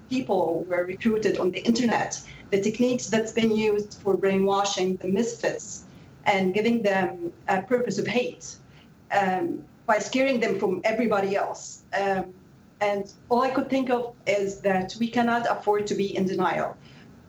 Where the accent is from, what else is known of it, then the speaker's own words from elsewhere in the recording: Egypt; now in Sammamish, United States; being born and raised in the Middle East, in Egypt